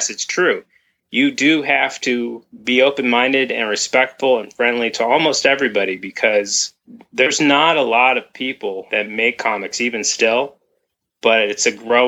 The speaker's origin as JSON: {"language": "English", "town": "Berkeley", "region": "California", "country": "United States", "tie": "born or raised there", "also_born_or_lived": "Mill Valley, California / Savannah / Vermont", "moved": "as an adult", "said": "I grew up in Berkeley, which also has a lot of strong feminist ties"}